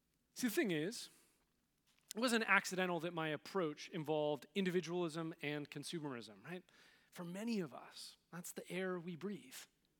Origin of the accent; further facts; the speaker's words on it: West Coast, United States; growing up on the West Coast, 21st century, in the United States